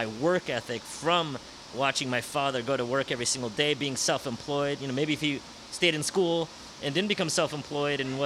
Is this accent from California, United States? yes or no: yes; San Francisco, California, United States; growing up in San Francisco, I grew up with three siblings.